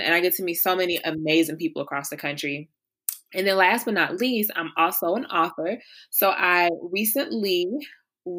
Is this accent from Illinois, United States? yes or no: yes; Chicago, Illinois, United States; I am a proud Southside Chicagoan, which means I'm from the South Side of Chicago